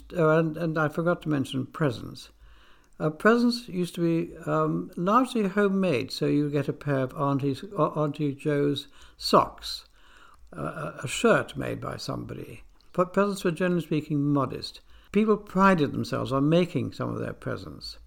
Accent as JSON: {"language": "English", "region": "England", "country": "United Kingdom", "tie": "born or raised there", "also_born_or_lived": "Argentina", "said": "I was born in England, but I spent a number of years in the Argentine before coming back to England to go to school"}